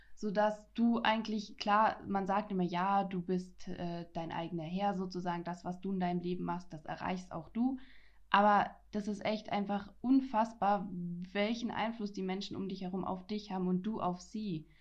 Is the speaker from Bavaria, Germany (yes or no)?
yes; Franconia, Bavaria, Germany; ich komme aus Franken, ich bin Frankin